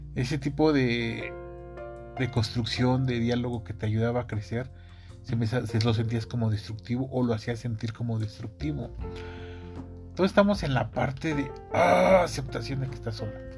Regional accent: Mexico City, Mexico; soy, soy mexicano, soy de la Ciudad de México

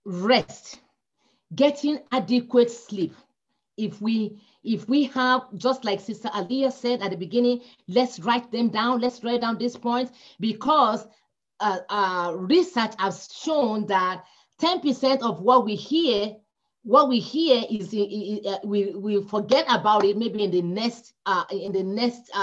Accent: Nigeria; moved away; come from Nigeria. We don't have winter.

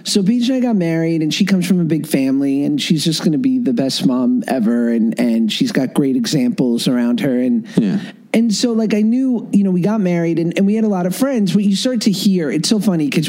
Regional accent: New York, United States; I grew up in New York

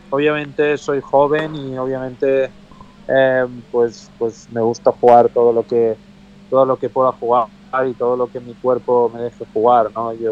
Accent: Spain; como europeo y español pues pues sí sí me gustó ver

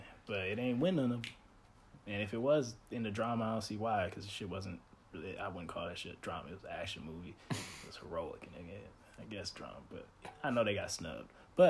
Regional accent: Sacramento, California, United States; I'm from Sacramento.

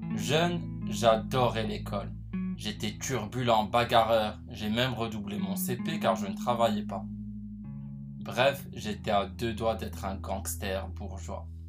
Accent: Casablanca, Casablanca-Settat, Morocco; J'arrive chez moi à Casablanca

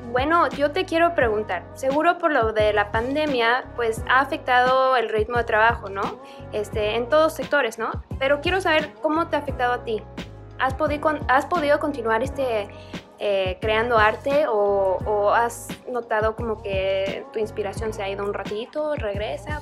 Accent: Mexico City, Mexico; chilanga como yo.

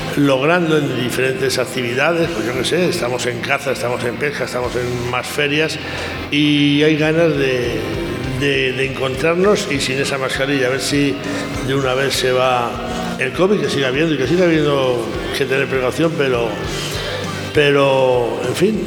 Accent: Zamora, Castile and León, Spain; Zamorano desde hace hoy exactamente 62 años.

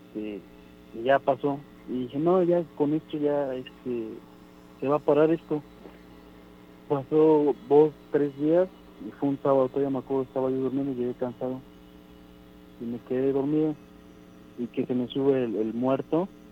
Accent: Orizaba, Veracruz, Mexico; yo soy de Orizaba, Veracruz.

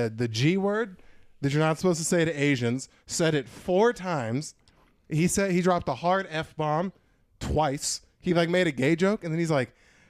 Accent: Phoenix, Arizona, United States; I'm from Phoenix. We exclusively call it the Dirty Tea.

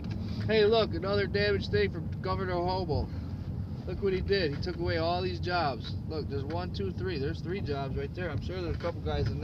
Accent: United States; I'm a fucking American. I was born in America, I'm American.

